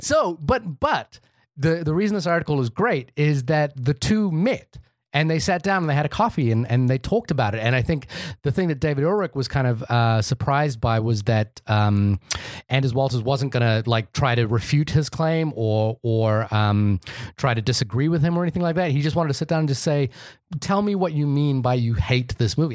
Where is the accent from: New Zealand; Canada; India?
India; I'm Indian